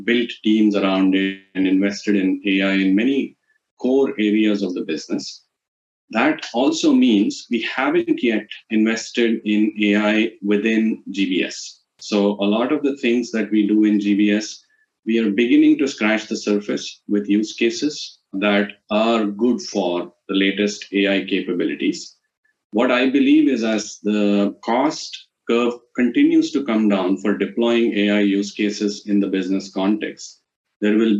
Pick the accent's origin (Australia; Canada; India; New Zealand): India; as an Indian guy